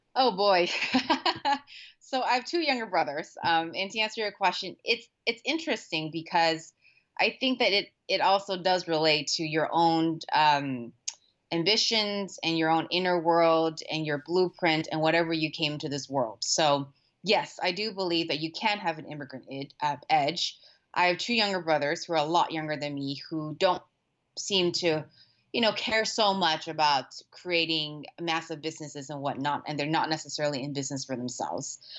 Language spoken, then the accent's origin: English; Orange County, Southern California, United States; moved away as an adult; also born or lived in Thailand; now in San Francisco, United States; I grew up in Orange County. Southern California